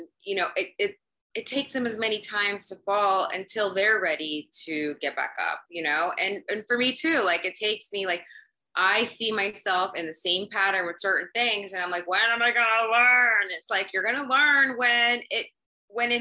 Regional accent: Dubai, United Arab Emirates; moved away; I grew up in Dubai and I loved growing up there

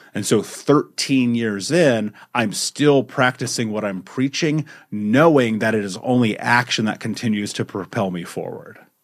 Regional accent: Indianapolis, Indiana, United States; I grew up in America, in Indianapolis, in the fucking United States

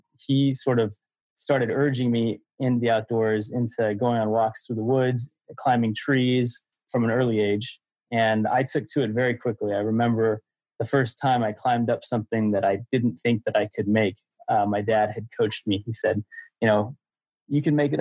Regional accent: Santa Cruz Mountains, Northern California, United States; born or raised there

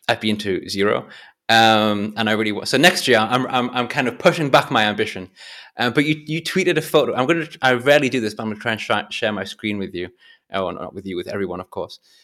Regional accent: England, United Kingdom; I'm English

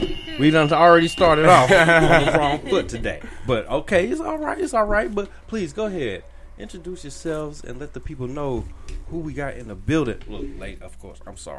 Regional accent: Wichita, Kansas, United States; I'm from Wichita. I was born in Wichita.

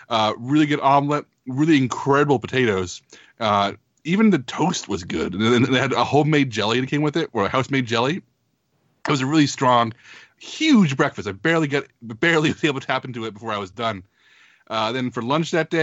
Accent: Texas, United States; I'm from Texas

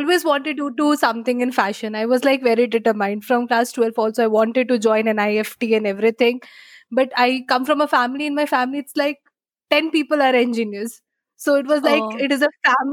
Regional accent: Kolkata, West Bengal, India; moved away as an adult; now in Bangalore, India; I am basically from Kolkata and I shifted to Bangalore because of job after I got my job.

